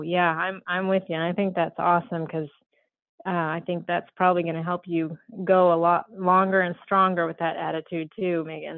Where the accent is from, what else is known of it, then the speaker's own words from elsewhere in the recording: Southern Colorado, United States; I was born and raised in Southern Colorado and very much in ranching community and lifestyle